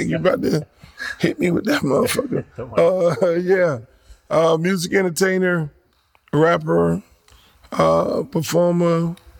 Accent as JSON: {"language": "English", "town": "Miami", "region": "Florida", "country": "United States", "tie": "born or raised there", "said": "I'm from Miami, Florida. No doubt about that, Liberty City."}